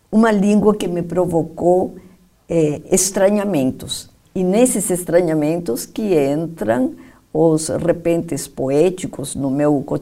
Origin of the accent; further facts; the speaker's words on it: Peru; now in Brazil; Eu mesma, sabe que nem sei se eu sou peruana do Brasil ou brasileira do Peru.